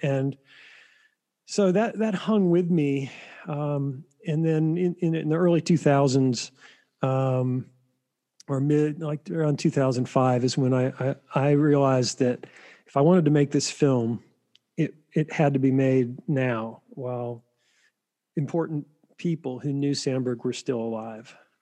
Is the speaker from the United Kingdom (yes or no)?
no; Flat Rock, North Carolina, United States; I grew up in Flat Rock, North Carolina